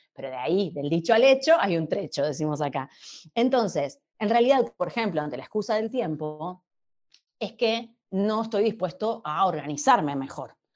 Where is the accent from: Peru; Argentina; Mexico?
Argentina; soy argentina viviendo en Argentina